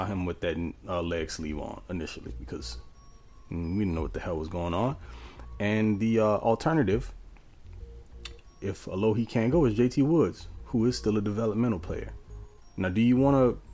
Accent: New Orleans, Louisiana, United States; born or raised there

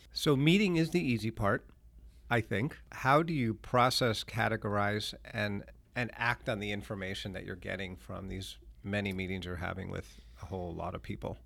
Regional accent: Lexington, Massachusetts, United States; I grew up in Lexington.

